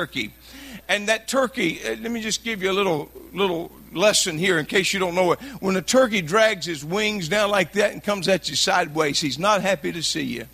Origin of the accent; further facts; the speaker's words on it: Louisiana, United States; I'm from Louisiana.